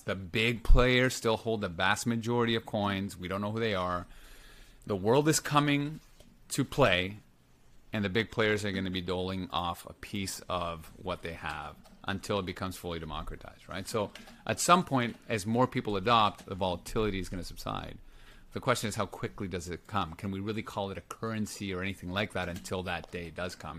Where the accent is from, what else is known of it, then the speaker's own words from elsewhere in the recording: Lima, Peru; I grew up in Lima, Peru.